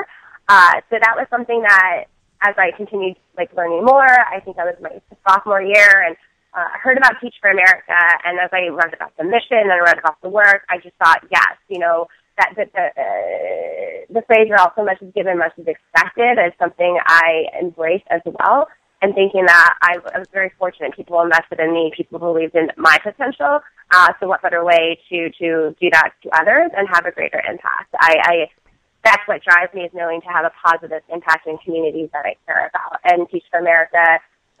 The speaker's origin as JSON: {"language": "English", "town": "Colorado Springs", "region": "Colorado", "country": "United States", "tie": "born or raised there", "moved": "as an adult", "said": "Growing up in Colorado Springs, Colorado, and in the community that I grew up there"}